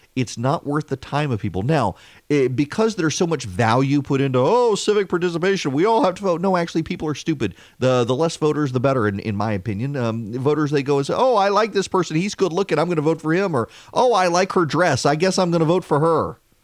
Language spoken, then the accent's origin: English; South Louisiana, United States; now in Macon, United States; I was raised in South Louisiana